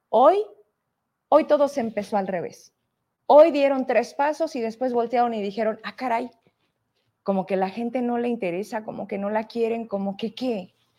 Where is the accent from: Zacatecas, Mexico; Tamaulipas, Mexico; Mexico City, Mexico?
Zacatecas, Mexico; Fresnillo; de dónde vengo, somos de Fresnillo